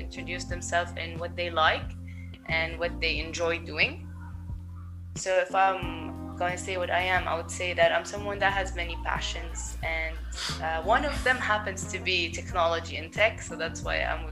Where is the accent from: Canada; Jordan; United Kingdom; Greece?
Jordan; also born or lived in Berlin, Germany; I've lived in Jordan my whole life. I was born here.